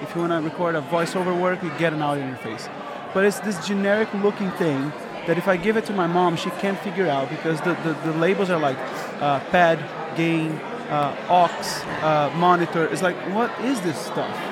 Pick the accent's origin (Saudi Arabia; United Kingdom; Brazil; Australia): Brazil; moved away as an adult; 28 years old, I was hired from Brazil to work at Kicker